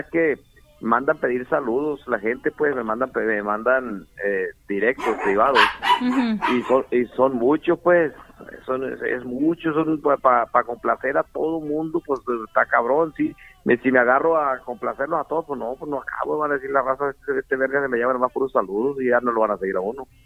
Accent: Guamúchil, Sinaloa, Mexico; soy de, de Tamazula Segundo.

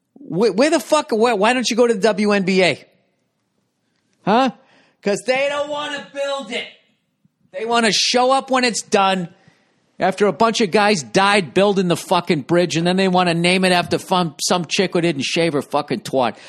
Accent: United States; I'm an American

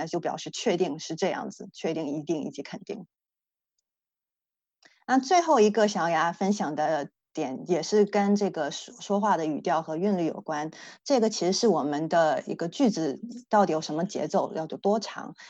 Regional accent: Dalian, Liaoning, China; 我家乡大连以前闹过一个非常搞笑的一个例子

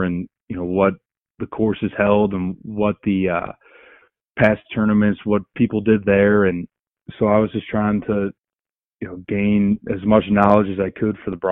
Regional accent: Cleveland, Ohio, United States; I was born and raised in Cleveland, Ohio

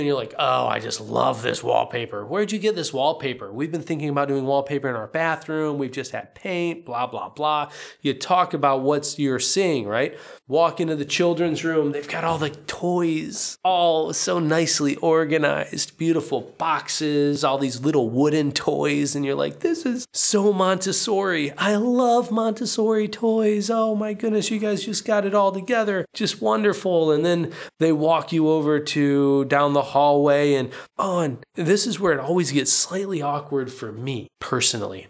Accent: United States; moved away as an adult; now in Poland; as an American

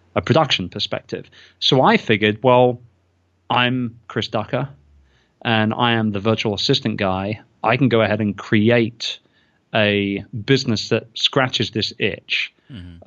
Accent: United Kingdom; I'm British

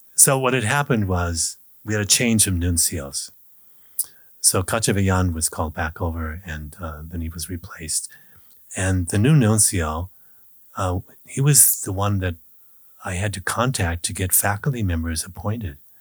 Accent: United States; in Kansas, Nebraska, where I grew up

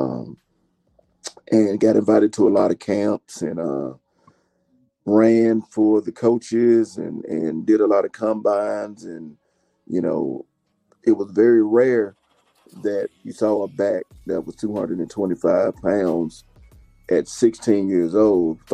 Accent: Stone Mountain, Georgia, United States; moved away as an adult; also born or lived in Knoxville, Tennessee; growing up in Georgia, man, you already know I was born and bred a Georgia Bulldog

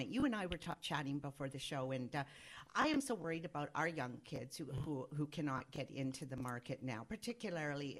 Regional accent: Orillia, Ontario, Canada; Aurelia, my hometown

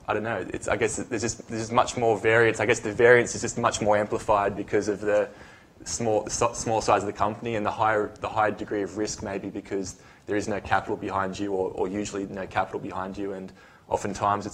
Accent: Australia; moved away as an adult; also born or lived in United States; I'm from Australia

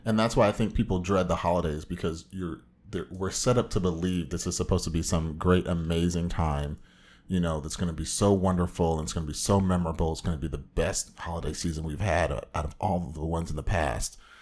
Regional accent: Orange County, Southern California, United States; comic book fanatic from the widest part of Southern California

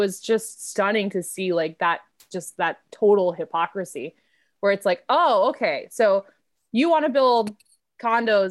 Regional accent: Pittsburgh, Pennsylvania, United States; I grew up in Pittsburgh, Pennsylvania

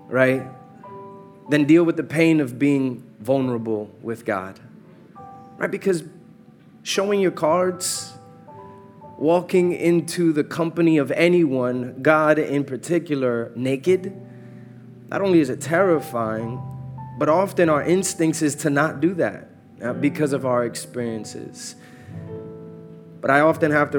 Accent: New York City, New York, United States; moved away as an adult; now in Atlanta, United States; I am Born and raised in New York, Uptown Dykeman particularly

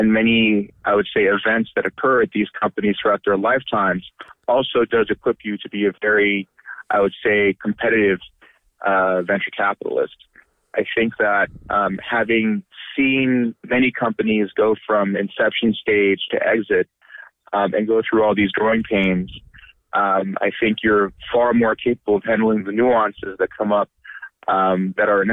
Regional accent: Bay Area, California, United States; I grew up in the Bay Area while my dad was a graduate student at UC Berkeley.

